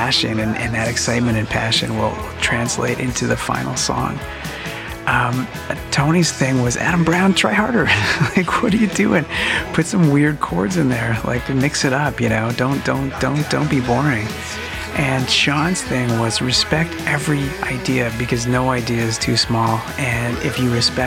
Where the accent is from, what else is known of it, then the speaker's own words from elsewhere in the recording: Montreal, Quebec, Canada; We're from Montreal, Quebec.